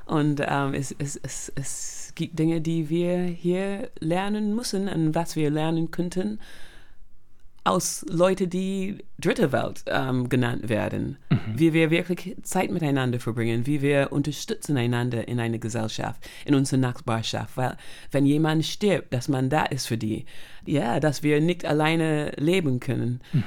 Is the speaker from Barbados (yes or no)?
yes; Barbados; German is a second language; moved away as an adult; now in Germany; bin aufgewachsen auf Barbados